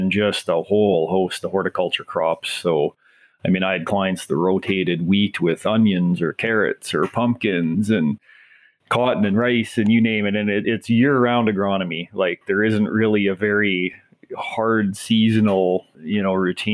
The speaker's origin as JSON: {"language": "English", "region": "East Central Saskatchewan", "country": "Canada", "tie": "born or raised there", "also_born_or_lived": "Australia", "said": "I grew up in East Central Saskatchewan"}